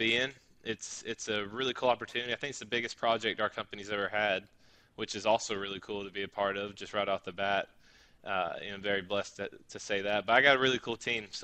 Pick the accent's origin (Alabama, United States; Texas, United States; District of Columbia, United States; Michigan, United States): Alabama, United States; Birmingham; I'm also from Birmingham. We didn't know each other while we lived there at all.